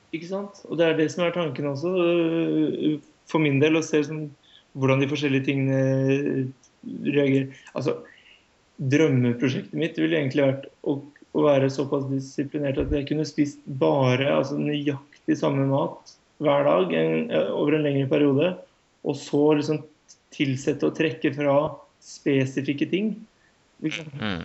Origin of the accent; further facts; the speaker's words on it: Norway; som nordmann